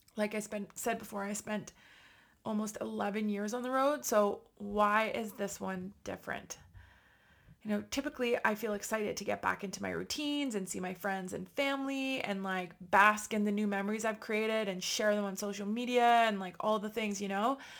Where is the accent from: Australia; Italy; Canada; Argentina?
Canada; Ottawa, Ontario; my hometown of Ottawa